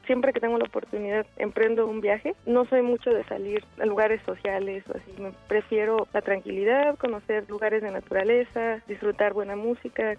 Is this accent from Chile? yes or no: no; Mexico; also born or lived in Morelia; siendo mexicano